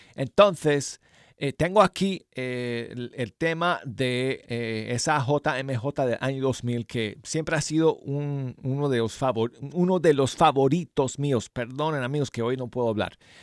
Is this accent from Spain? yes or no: no; Denver, Colorado, United States; Denver, Colorado, mi ciudad natal